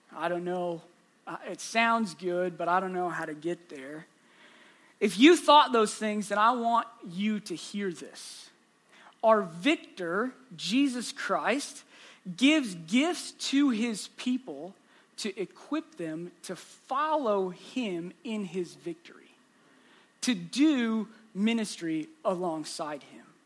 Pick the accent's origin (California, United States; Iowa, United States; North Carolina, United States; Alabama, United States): Iowa, United States; Southwest; I'm from Southwest Iowa. It's my home.